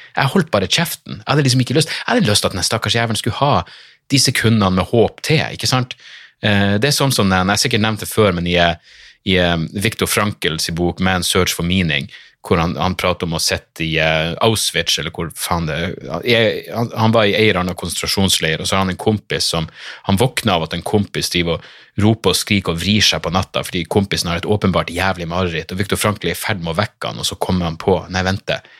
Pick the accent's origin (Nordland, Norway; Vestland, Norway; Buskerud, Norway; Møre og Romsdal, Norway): Nordland, Norway; Narvik; also born or lived in Bodø; Jeg bare Narvik